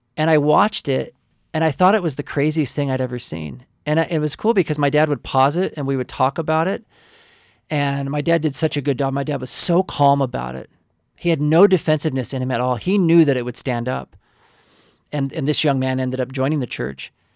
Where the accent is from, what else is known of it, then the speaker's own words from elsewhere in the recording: Oklahoma, United States; also born or lived in California; my father moved our family to Oklahoma, um, in a rural community